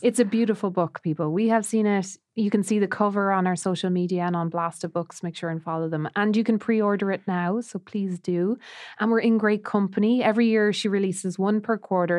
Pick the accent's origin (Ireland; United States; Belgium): Ireland; Roscrea, Munster; born or raised there; moved away